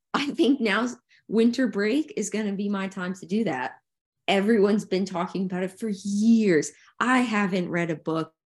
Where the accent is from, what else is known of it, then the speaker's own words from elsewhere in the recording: New Jersey, United States; we grew up in New Jersey where it was bitter, bitter cold